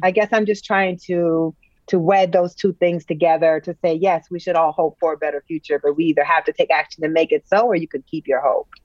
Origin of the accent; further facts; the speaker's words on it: United States; as an American